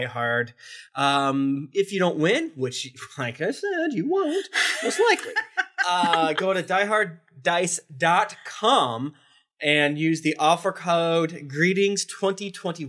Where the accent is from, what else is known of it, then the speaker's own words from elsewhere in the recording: Florida, United States; I'm from Florida